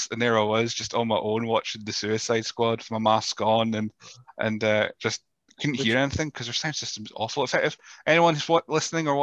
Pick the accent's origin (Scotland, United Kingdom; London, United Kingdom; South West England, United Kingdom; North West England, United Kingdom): Scotland, United Kingdom; Rothes; I grew up in Rothes, and Elgin was the big city.